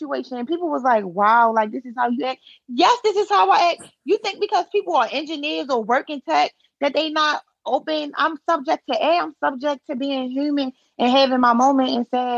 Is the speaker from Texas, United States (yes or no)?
no; Baltimore, Maryland, United States; from East Baltimore